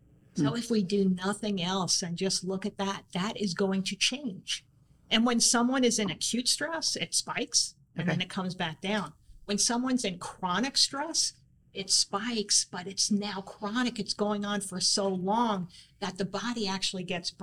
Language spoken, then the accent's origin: English; New York, United States; growing up in New York